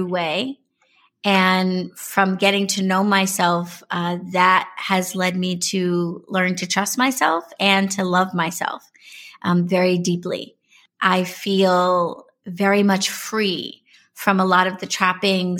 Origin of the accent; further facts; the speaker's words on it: New York City, New York, United States; I was born and raised in New York City. I am a native New Yorker all day.